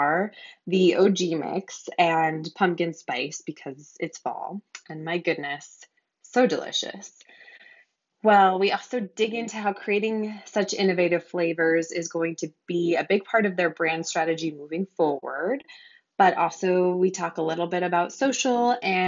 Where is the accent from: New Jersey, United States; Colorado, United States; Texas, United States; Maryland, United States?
Colorado, United States; also born or lived in Los Angeles; now in Montana, United States; I'm based in Montana. I grew up in Colorado.